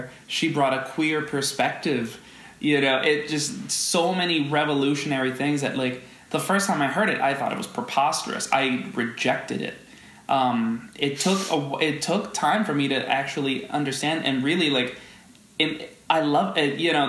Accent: Dominican Republic; now in New York, United States; I grew up in the Dominican Republic

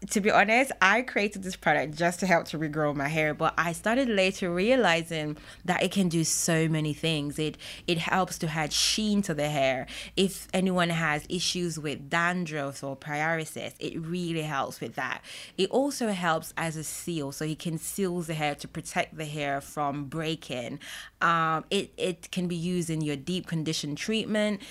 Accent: Jamaica; I'm Jamaican

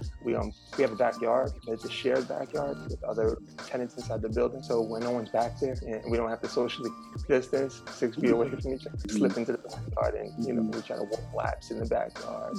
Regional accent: New York City, New York, United States; I'm born and raised here in Brooklyn, New York. I was raised in the Red Hook Housing Project

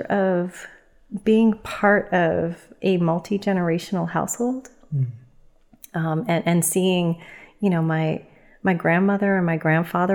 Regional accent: New York City, New York, United States; moved away; I was born and raised in the Bronx

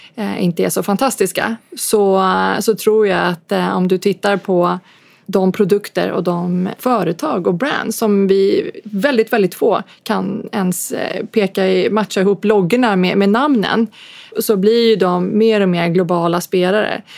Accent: Sweden; vi är från Sverige

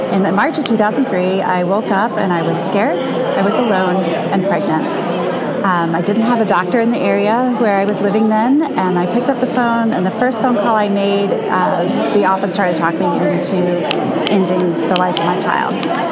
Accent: Marietta, Ohio, United States; I'm from Marietta, Ohio

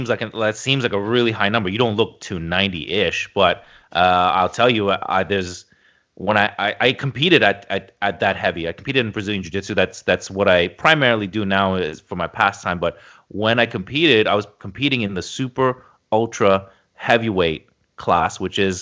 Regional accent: Toronto, Ontario, Canada; I grew up in Toronto. We moved around a lot when I was a kid

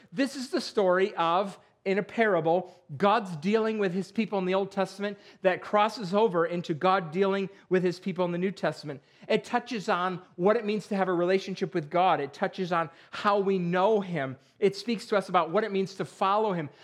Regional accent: Perry, New York, United States; moved away; I grew up in Perry, New York

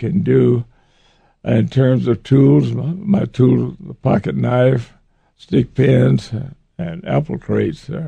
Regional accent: Waco, Texas, United States; I was born in Waco, Texas, in a black neighborhood. I was raised in that environment

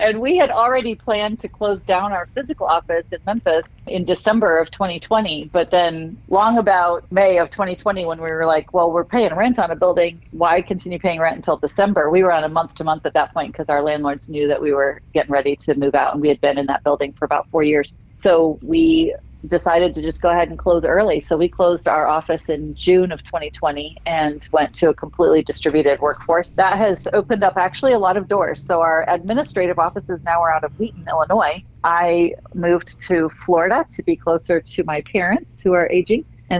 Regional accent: Sierra Leone; Well, of course, I viewed it through a child's eyes at that time, right? And I remember it being sort of an idyllic place to live. My memories there are all very happy.

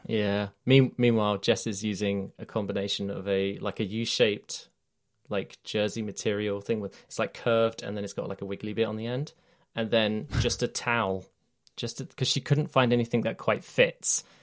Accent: United Kingdom; I'm British

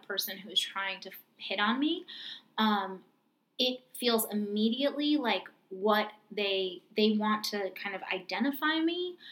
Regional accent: New York, United States; I'm from New York

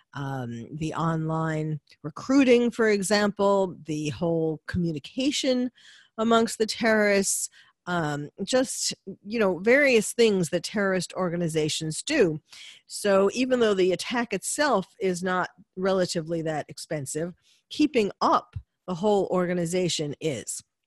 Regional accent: New York City, New York, United States; having lived in New York, been born and bred in New York

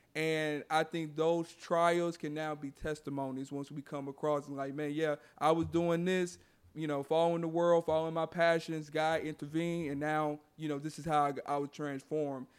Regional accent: Houston, Texas, United States; my hometown here in Houston

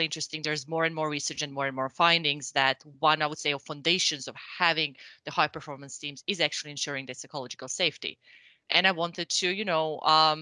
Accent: Croatia; moved away as an adult; now in Sweden; I'm originally from Croatia, and I think I've been now in the industry pretty much since I moved to Sweden

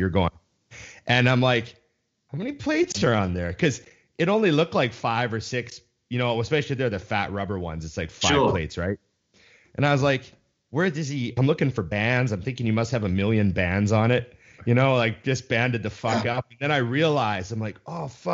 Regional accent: Canada; I'm thinking as a Canadian

